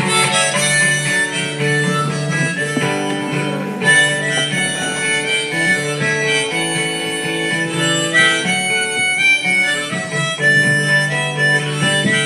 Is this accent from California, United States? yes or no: yes; San Francisco, California, United States; I was born in the Panhandle of San Francisco and St. Mary's Hospital.